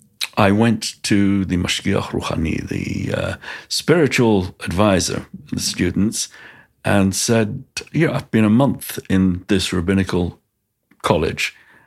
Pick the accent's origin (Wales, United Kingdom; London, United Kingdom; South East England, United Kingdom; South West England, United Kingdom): London, United Kingdom; also born or lived in Golders Green, London; I grew up in Stamford Hill, which is Stoke Newington and Stamford Hill, which is the ultra-Orthodox part of London, in a very Haredi community, but a community that was imbued with the values of Rabbi Shimshon Raphael Hirsch